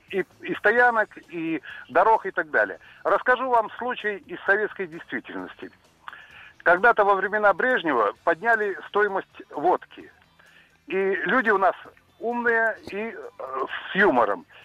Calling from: Rostov-on-Don, Rostov Oblast, Russia

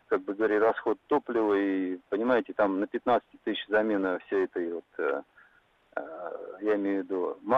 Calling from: Saint Petersburg, Russia; Добрый день. Я из Санкт-Петербурга.

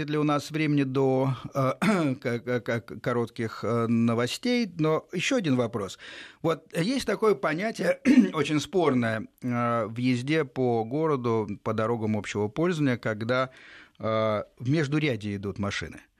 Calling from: Moscow, Russia; Здравствуйте, эм, я из Москвы.

